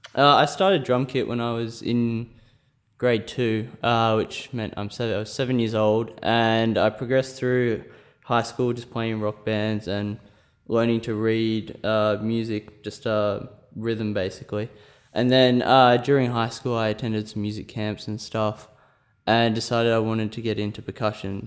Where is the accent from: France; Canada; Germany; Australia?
Australia; Scone, New South Wales; moved away as an adult; also born or lived in Sydney; I'm from New South Wales. I'm from a small country town called Scone, population about three thousand.